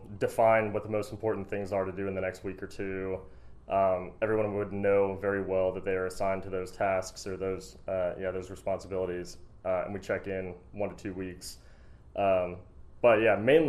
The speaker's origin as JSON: {"language": "English", "town": "Pittsburgh", "region": "Pennsylvania", "country": "United States", "tie": "born or raised there", "moved": "yes", "lives_now": "Kentucky, United States", "said": "I'm originally from Pittsburgh, Pennsylvania"}